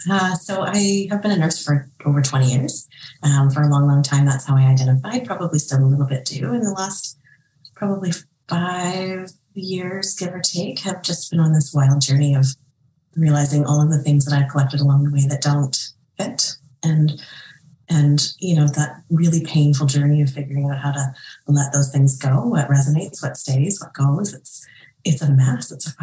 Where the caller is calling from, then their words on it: Thompson, Manitoba, Canada; I am joining from Thompson, Manitoba. It's very, very cold here.